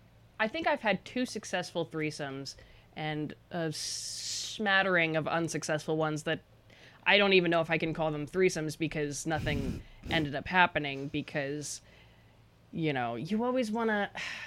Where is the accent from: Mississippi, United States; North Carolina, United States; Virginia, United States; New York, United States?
Virginia, United States; Woodbridge; moved away; Woodbridge, Virginia, which is like a 20-minute ride from DC.